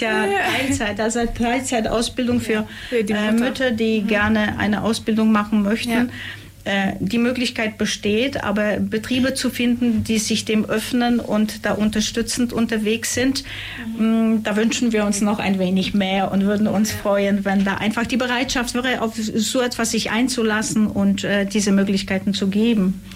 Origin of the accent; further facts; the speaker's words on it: Upper Silesia, Poland; now in Ulm, Germany; ich komme ursprünglich aus Oberschlesien